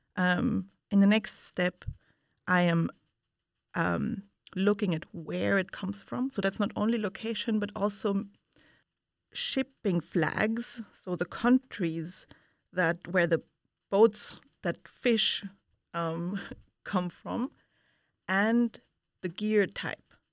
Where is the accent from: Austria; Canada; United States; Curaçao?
Austria; Vienna; moved away as an adult; now in Utrecht, Netherlands; I come from Vienna, Austria, where I studied physics